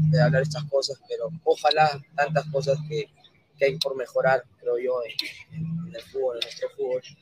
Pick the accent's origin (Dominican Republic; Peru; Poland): Peru; Como peruanos